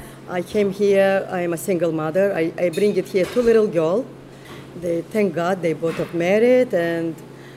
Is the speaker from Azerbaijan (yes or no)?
yes; Qusar, Qusar District, Azerbaijan; born or raised there; English is a second language; moved away as an adult; now in Brooklyn, United States